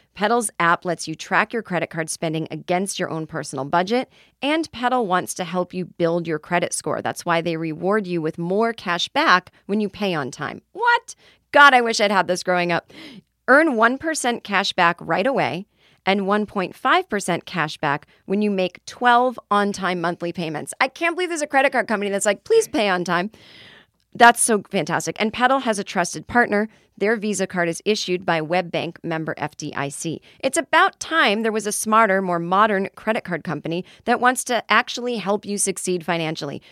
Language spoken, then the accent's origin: English; Boston, Massachusetts, United States; I am in my hometown